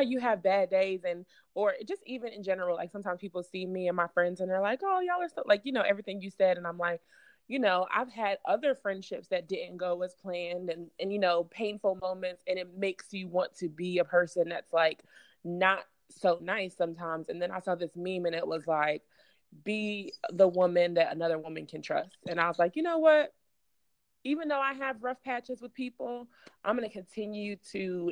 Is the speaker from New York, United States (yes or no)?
yes; New York City, New York, United States; now in Charlotte, United States; I'm originally from Brooklyn, New York. So I'm a New Yorker.